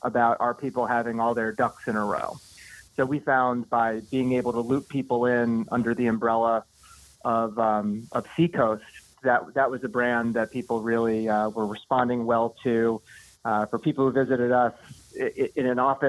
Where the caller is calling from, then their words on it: New Hampshire, United States; calling from up in New Hampshire